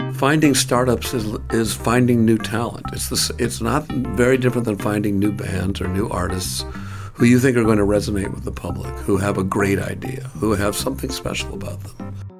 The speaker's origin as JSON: {"language": "English", "town": "Milwaukee", "region": "Wisconsin", "country": "United States", "tie": "born or raised there", "moved": "yes", "lives_now": "New York, United States", "said": "where I grew up in Milwaukee"}